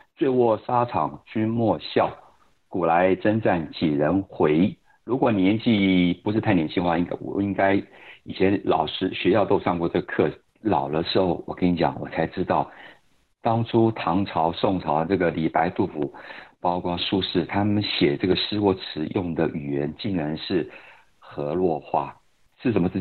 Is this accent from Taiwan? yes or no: yes; Taiwan; 我们台湾人说以前这个叫做汉文